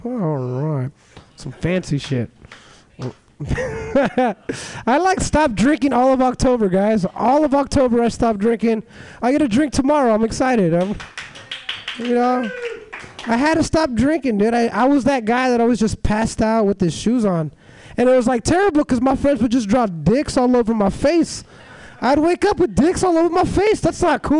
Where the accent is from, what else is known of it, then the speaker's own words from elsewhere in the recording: Los Angeles, California, United States; moved away as an adult; now in San Francisco, United States; I'm from Los Angeles